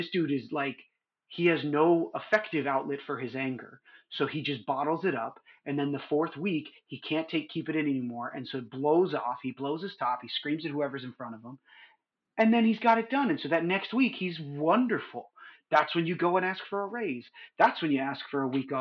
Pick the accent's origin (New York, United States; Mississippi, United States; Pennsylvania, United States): New York, United States; moved away as an adult; also born or lived in California; now in Southern California, United States; I grew up in New York